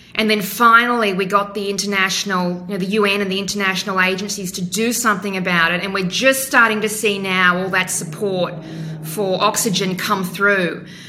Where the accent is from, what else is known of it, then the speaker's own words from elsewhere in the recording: Western Queensland, Australia; moved away as an adult; also born or lived in Hong Kong / United States; I grew up in Western Queensland in the 1970s. We moved every few years around the state.